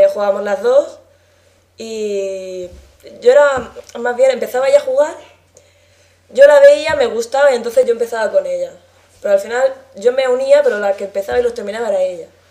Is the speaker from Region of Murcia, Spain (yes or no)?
yes; La Alberca, Region of Murcia, Spain; soy de la alberca, de Murcia